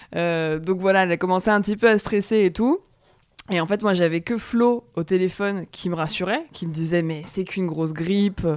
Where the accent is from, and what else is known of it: France